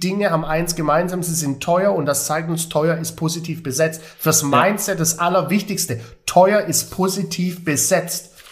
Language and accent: German; Stuttgart, Baden-Württemberg, Germany; Stuttgart City, Doch. meine Heimat